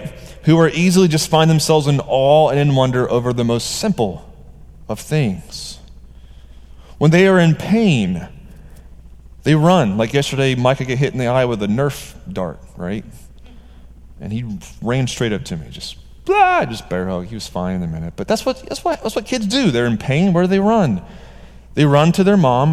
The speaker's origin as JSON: {"language": "English", "region": "Georgia", "country": "United States", "said": "I'm from Georgia"}